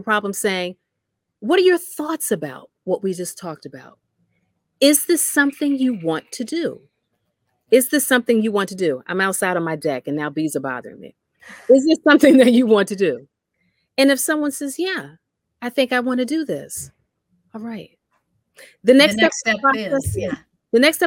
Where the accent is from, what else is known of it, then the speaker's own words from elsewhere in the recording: New Jersey, United States; I'm from New Jersey